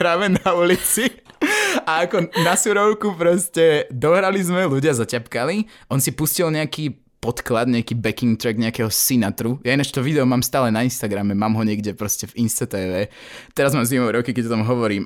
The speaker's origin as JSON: {"language": "Slovak", "country": "Slovakia", "said": "doma na Slovensku"}